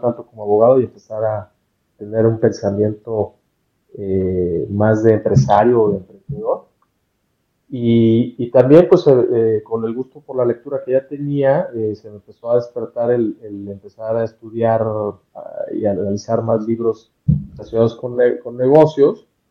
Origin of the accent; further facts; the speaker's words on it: Mexico; soy mexicano